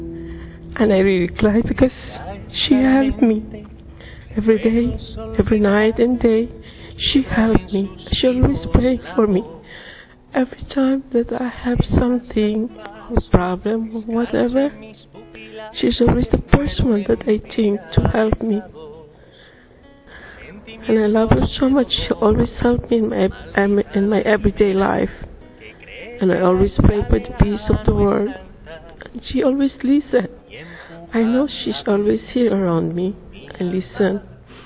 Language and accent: English; Philippines; now in London, United Kingdom; I'm living in London, but I'm from the Philippines.